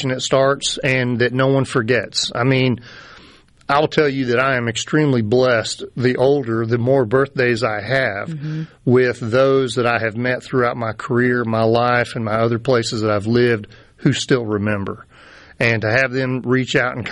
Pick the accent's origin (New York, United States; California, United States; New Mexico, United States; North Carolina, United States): North Carolina, United States; moved away; I grew up in North Carolina